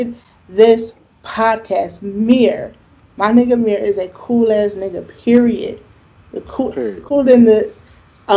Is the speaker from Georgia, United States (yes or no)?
no; across the bridge from Philadelphia, New Jersey, United States; even though I am not from Philadelphia, I've lived across that bridge my whole life